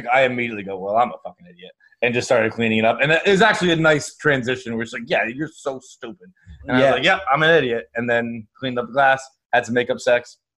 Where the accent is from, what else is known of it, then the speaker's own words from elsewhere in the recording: Fall River, Massachusetts, United States; I'm from Fall River, Massachusetts. It's like 45 minutes south of Boston.